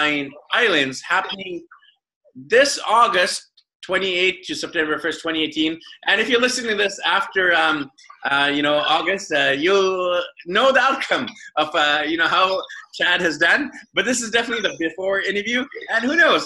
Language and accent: English; Vancouver, British Columbia, Canada; moved away; me and my family, we're from Vancouver, BC, Canada.